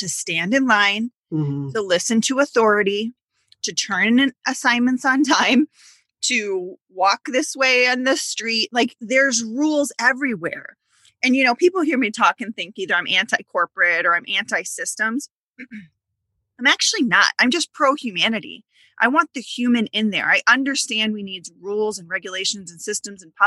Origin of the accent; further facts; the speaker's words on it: Illinois, United States; also born or lived in Wisconsin; I grew up in Illinois